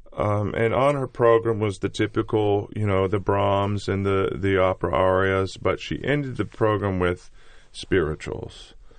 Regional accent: United States; I'm American.

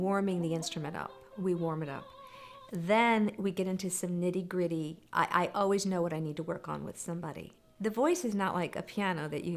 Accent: McLean, Virginia, United States; moved away as an adult; also born or lived in Cincinnati, Ohio / New York; I grew up in McLean, Virginia

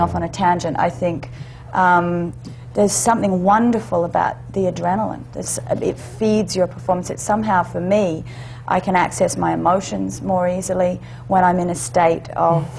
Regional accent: Australia; I'm Australian, so right. I have hmm. actually have dual citizenship

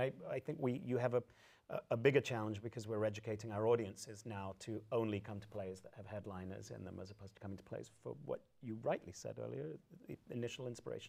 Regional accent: United States; I'm an American-trained artist, and I am an American. I work in the American theater.

